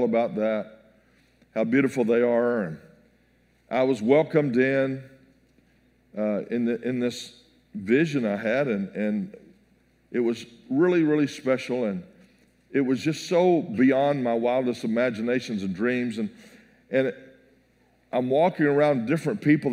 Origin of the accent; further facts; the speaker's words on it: Texas, United States; I'm from Texas.